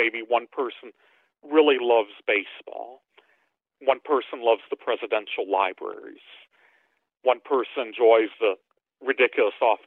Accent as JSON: {"language": "English", "town": "St. Louis", "region": "Missouri", "country": "United States", "tie": "born or raised there", "lives_now": "Hazelwood, United States", "said": "growing up in St. Louis"}